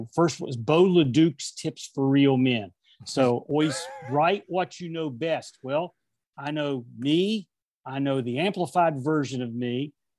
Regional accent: Huntington, West Virginia, United States; He goes, where are you from? I said, Huntington, West Virginia.

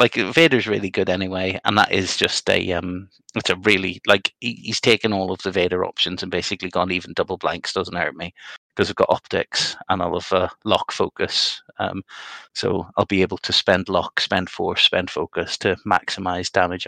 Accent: Northern Ireland, United Kingdom; I'm a Northern Irish Protestant

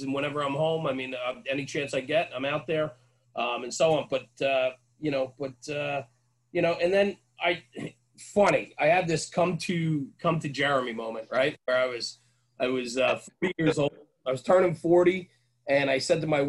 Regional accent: outside of New York City, United States; also born or lived in Poughkeepsie, New York; where I come from outside of New York City, where I am

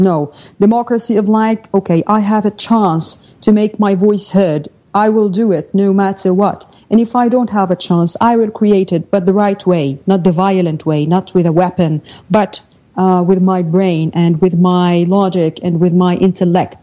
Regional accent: Syria; now in Damascus, Syria; I come from Bera, which is um, where the entire thing started in Syria.

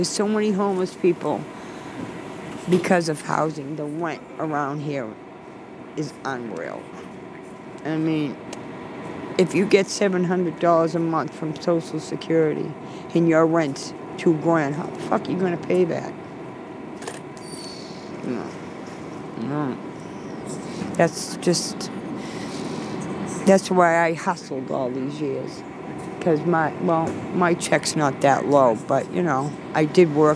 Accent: Belmont, Massachusetts, United States; where I grew up in Belmont.

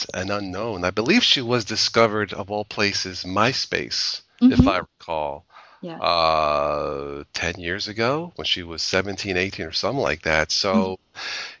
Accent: Ohio, United States; I'm from Ohio

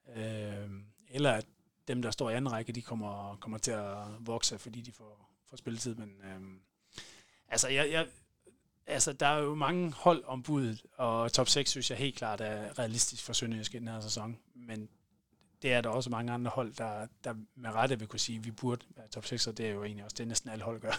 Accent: Varde, Southern Denmark, Denmark; i Varde der, hvor jeg, hvor jeg er fra.

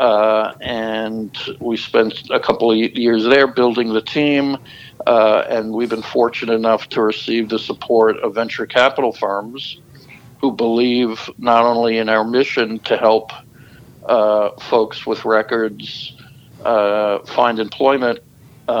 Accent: New York, United States; moved away as an adult; also born or lived in Florida; I'm from New York

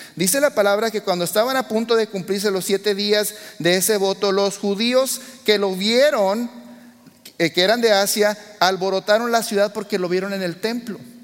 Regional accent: Mexico; yo soy mexicano de nacimiento

